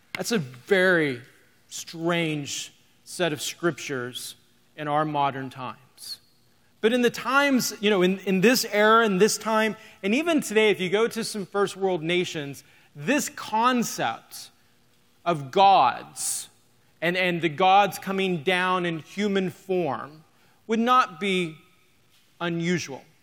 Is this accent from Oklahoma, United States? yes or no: yes; Oklahoma, United States; moved away as an adult; now in North Iowa, United States; we're from North Iowa. Grew up in Oklahoma.